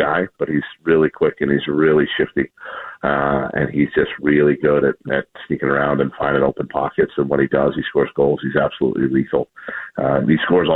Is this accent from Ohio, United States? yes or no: no; Chicago, Illinois, United States; now in Seattle, United States; I am from Chicago